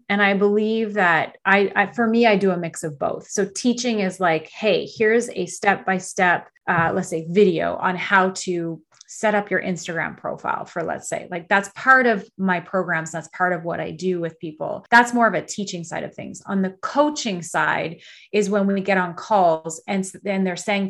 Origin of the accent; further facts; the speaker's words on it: Canada; I'm Canadian.